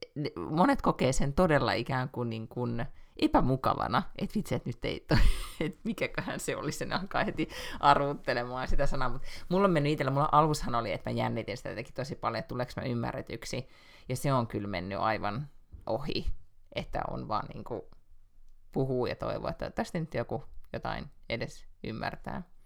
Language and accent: Finnish; Finland; moved away as an adult; now in Sweden; mä oon Suomesta